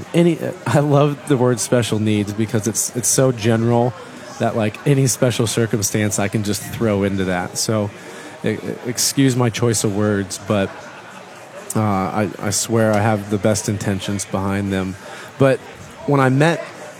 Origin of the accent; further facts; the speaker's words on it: Midwest, United States; I was from the Midwest